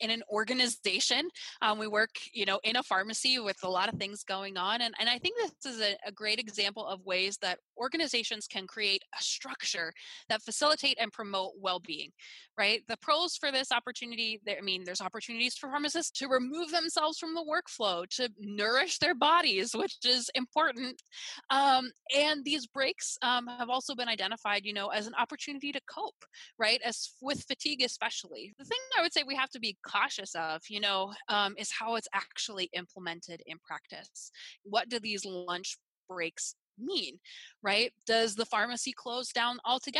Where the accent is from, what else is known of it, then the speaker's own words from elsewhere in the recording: Wisconsin, United States; I'm from Wisconsin